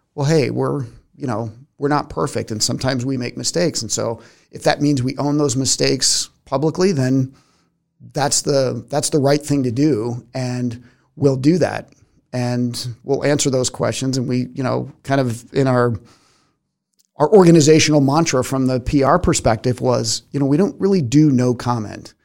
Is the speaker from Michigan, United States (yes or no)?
no; Arizona, United States; moved away; also born or lived in Tucson, Arizona; growing up in Arizona